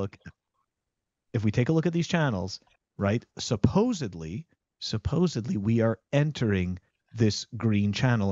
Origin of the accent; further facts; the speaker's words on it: Canada; now in United States; I'm a Canadian living in America.